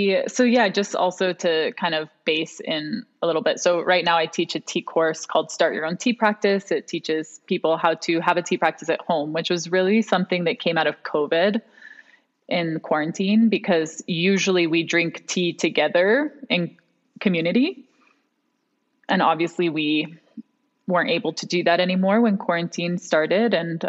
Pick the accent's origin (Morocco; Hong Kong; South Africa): Hong Kong; also born or lived in New York / Miami; now in United States; I'm half Venezuelan, half American. I was raised in Hong Kong. So very international in that way. And as an adult, I've spent most of my time in New York and Miami before moving out here to the mountains.